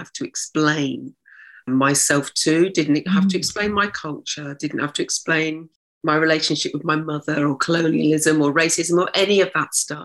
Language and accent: English; Oxfordshire, South East England, United Kingdom; now in London, United Kingdom; I was brought up in Oxfordshire, in a small town in Oxfordshire.